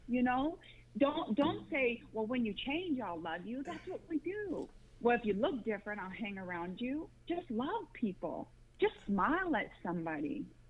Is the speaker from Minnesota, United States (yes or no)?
no; Las Vegas, Nevada, United States; moved away as an adult; also born or lived in Grand Rapids, Michigan; I, I went to elementary, middle school, and high school in Las Vegas, Nevada, and I moved to Grand Rapids, Michigan in 2006